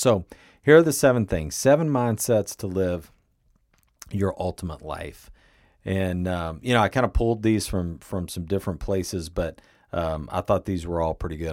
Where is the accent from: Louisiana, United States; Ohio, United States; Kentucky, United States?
Kentucky, United States; moved away; my hometown in Kentucky